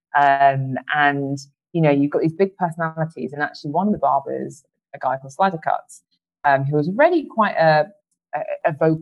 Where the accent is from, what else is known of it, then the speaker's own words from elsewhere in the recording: United Kingdom; as Black British people